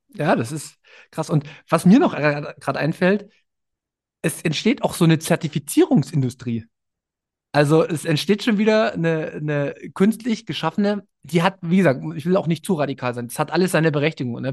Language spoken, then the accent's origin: German; Berlin, Germany; ich komme aus Berlin